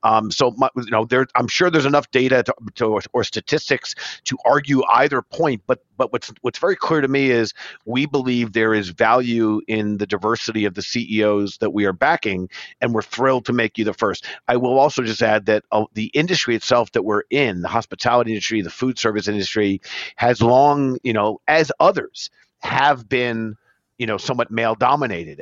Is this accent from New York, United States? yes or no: yes; New York, United States; native New Yorkers